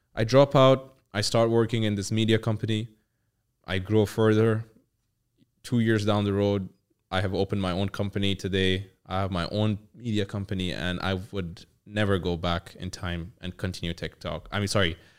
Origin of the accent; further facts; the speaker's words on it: Pakistan; I'm from Pakistan